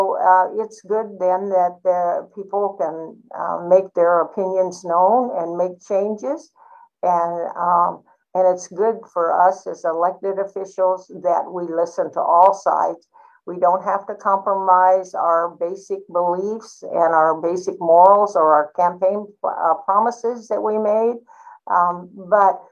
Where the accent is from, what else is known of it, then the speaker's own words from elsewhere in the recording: Alaska, United States; we're both from Alaska